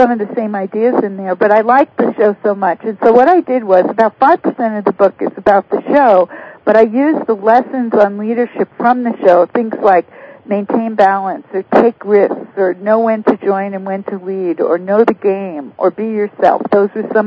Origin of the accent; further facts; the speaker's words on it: New York City, New York, United States; I come from New York City